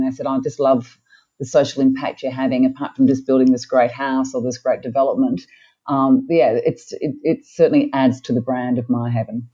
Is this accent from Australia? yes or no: yes; Australia; moved away as an adult; also born or lived in Melbourne, Australia / Sydney, Australia; now in Cairns, Australia; I had a pretty privileged life growing up in Melbourne and Sydney